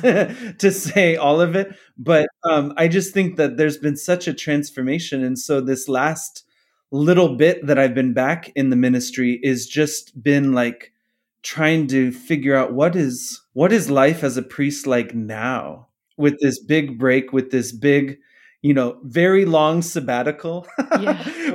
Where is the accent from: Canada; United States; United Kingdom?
United States; Phoenix, Arizona; I'm from here, grew up here